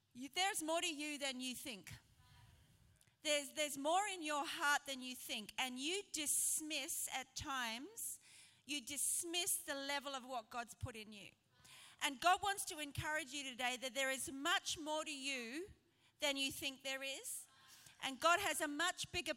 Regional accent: Brisbane, Queensland, Australia; now in Sheffield, United Kingdom; I am not British. I am from Brisbane

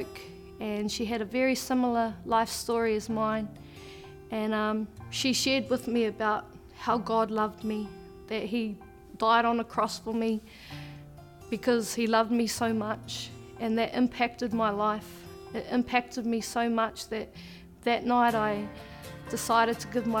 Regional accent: Te Puke, Bay of Plenty, New Zealand; I was born and raised in New Zealand in a small town called Te Puke.

